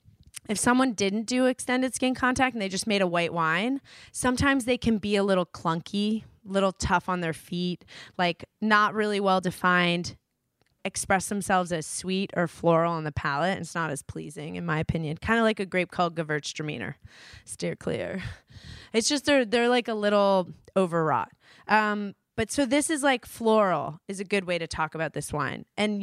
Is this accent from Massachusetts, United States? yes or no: no; New York, United States; East Coast, guys. I grew up in New York.